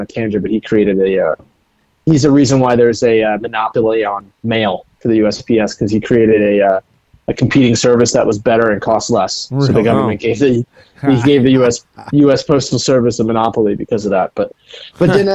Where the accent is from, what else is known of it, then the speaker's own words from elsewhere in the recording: United States; I'm American. You know, I am through and through